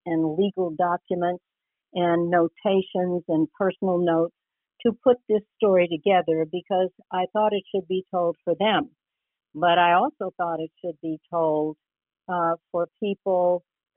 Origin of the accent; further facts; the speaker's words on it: Texas, United States; I was born in Texas